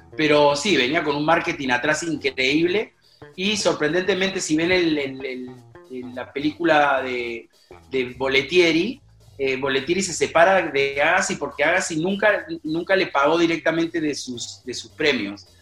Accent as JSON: {"language": "Spanish", "country": "Peru"}